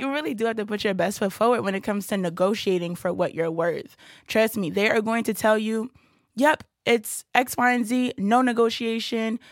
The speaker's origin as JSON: {"language": "English", "town": "Brooklyn", "region": "New York", "country": "United States", "tie": "born or raised there", "said": "I'm born and raised in Brooklyn, New York"}